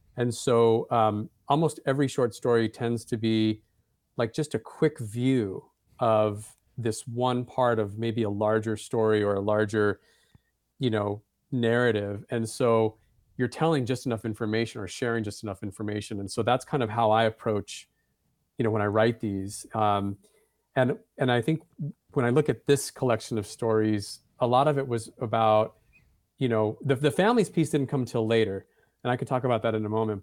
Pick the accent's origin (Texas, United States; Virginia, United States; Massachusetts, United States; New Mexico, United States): New Mexico, United States; Santa Fe; I grew up in Santa Fe, that's my hometown.